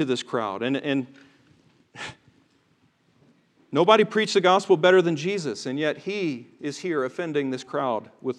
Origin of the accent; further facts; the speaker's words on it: Tennessee, United States; He drove that accent out of me. But growing up in the South, and growing up in Tennessee especially, just the tattered remnants of the Bible Belt, whatever's left of it.